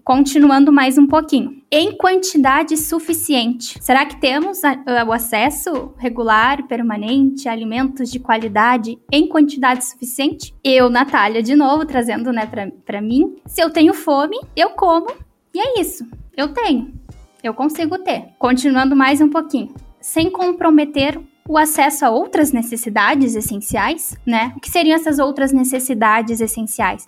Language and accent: Portuguese; the South, Rio Grande do Sul, Brazil; accent: southern; Pelo sotaque vocês viram que eu sou aqui do Sul.